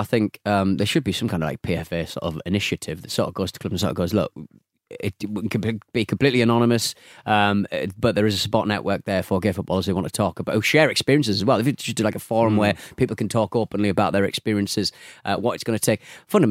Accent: Manchester, North West England, United Kingdom; Now, growing up in Manchester, there is a more general level of acceptance within the city, Canal Street, Pride, etc.

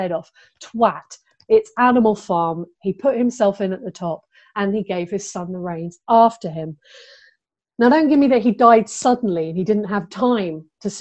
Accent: England, United Kingdom; as an English person

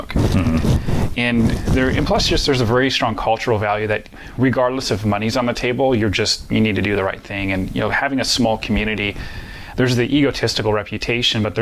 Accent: Midwest, United States; Well, growing up in the Midwest in general, I find that there's different values that people in the Midwest have

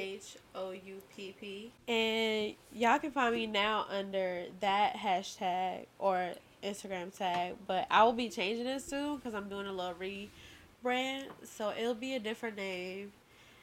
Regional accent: Emporia, Virginia, United States; also born or lived in Panama City, Panama; I was born in Panama. But I grew up pretty much in Emporia. Small town as well.

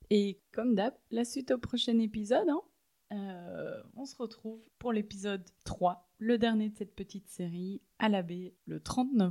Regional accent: Liège, Wallonia, Belgium; On vient de Bruxelles, mais moi je viens de Liège

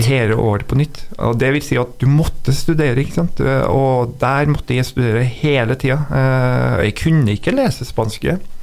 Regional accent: Trondheim, Trøndelag, Norway; also born or lived in São Paulo, Brazil; Ja, jeg vokste opp i Trondheim og bodde på Kattem.

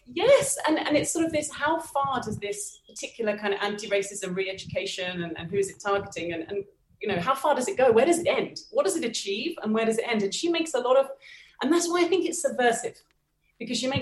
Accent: United Kingdom; now in Bogota, Colombia; I'm British

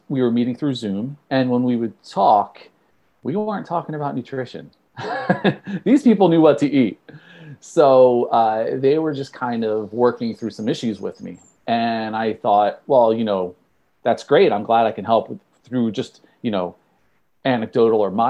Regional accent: New Jersey, United States; I'm from New Jersey

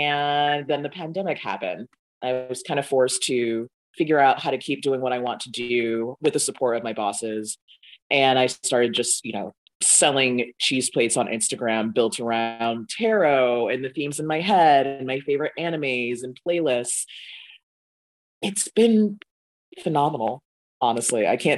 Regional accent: Boston, Massachusetts, United States; I mean, growing up in Boston, there was Fromaggio Kitchen, never went. I grew up in Dorchester.

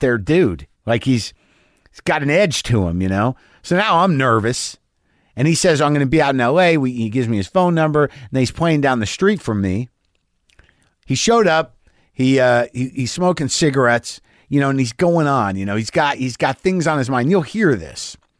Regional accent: New Jersey, United States; I was born in New Jersey.

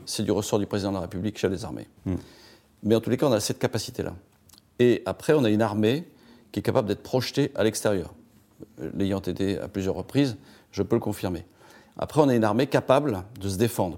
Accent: France; on est des Gaulois euh, râleurs

